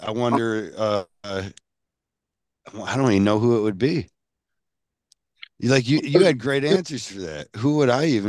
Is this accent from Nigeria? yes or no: no; Scotland, United Kingdom; I'm Scottish.